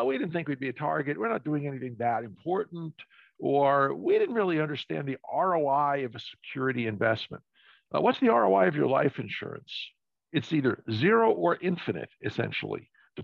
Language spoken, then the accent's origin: English; New York City, New York, United States; I grew up in New York City.